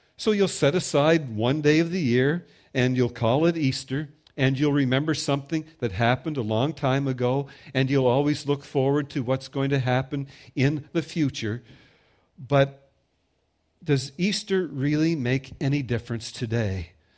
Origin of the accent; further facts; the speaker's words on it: Prince Edward Island, Canada; I'm from Prince Edward Island